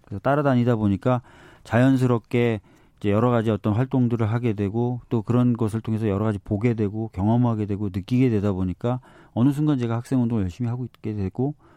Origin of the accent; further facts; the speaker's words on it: Seoul, South Korea; 네, 서울에서 태어났어요